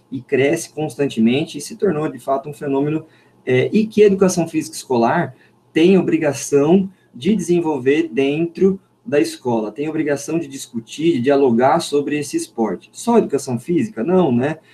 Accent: Limeira, São Paulo, Brazil; uma escola técnica aqui da minha cidade de Limeira, sou de Limeira

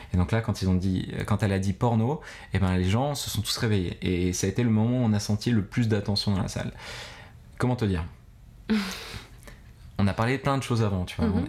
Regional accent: Grenoble, Auvergne-Rhône-Alpes, France; moved away as an adult; also born or lived in Bogotá, Colombia / Philippines; je suis un grenoblois d'origine de 33 mhm. ans

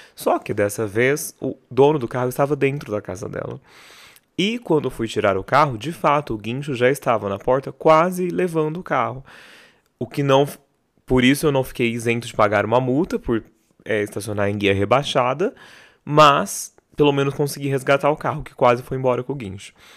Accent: Barretos, São Paulo, Brazil; Sou de Barreto, já cansei de falar mil vezes que Barreto não tinha o que fazer

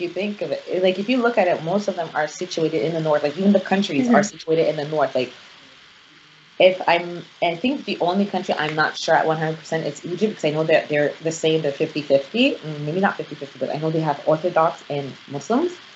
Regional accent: Nigeria; I'm Nigerian

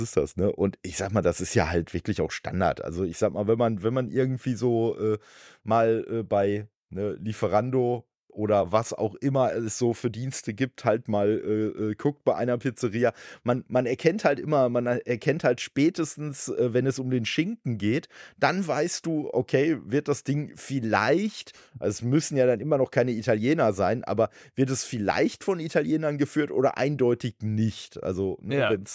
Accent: Dortmund, North Rhine-Westphalia, Germany; moved away; in Dortmund, wo ich halt ursprünglich herkomme

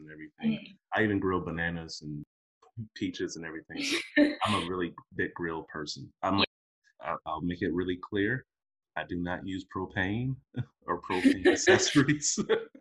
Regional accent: Detroit, Michigan, United States; moved away; I grew up in the States, right? So I'm, you know, originally from Detroit.

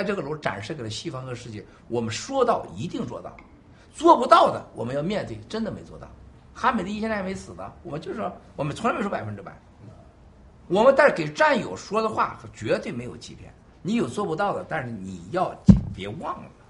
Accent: United States; 我们在美国长大的这些孩子当中，你说他怎么知道中国德行呢？但我们知道中国德行。

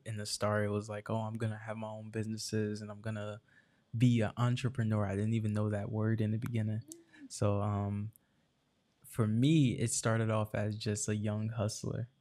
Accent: Irvington, New Jersey, United States; also born or lived in Newark, New Jersey; born and raised in Irvington, New Jersey

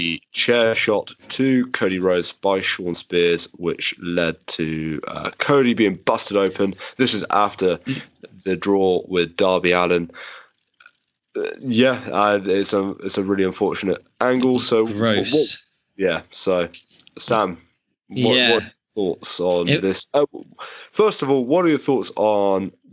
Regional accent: London, United Kingdom; we're from London

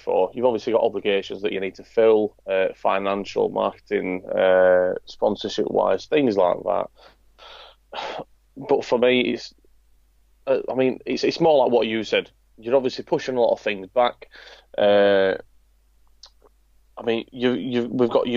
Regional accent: Yorkshire and the Humber, United Kingdom; me being a Yorkshireman

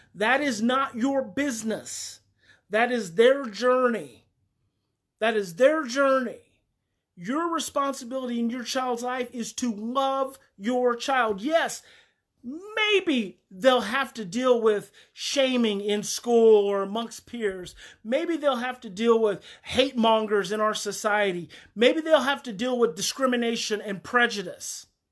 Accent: Mountain View, United States; I grew up in Mountain View

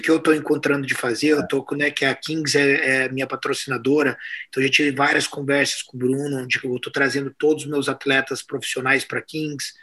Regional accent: Pantanal, Brazil; Eu sou do Pantanal

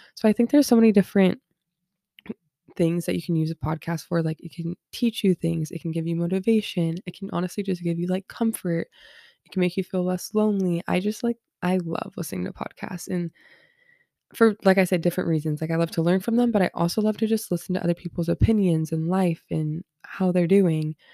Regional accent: Southern California, United States; I'm from Southern California, born and raised here

